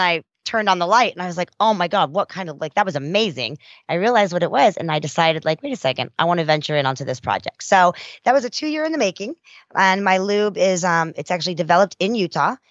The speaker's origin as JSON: {"language": "English", "country": "South Africa", "moved": "yes", "said": "I was a immigrant from South Africa"}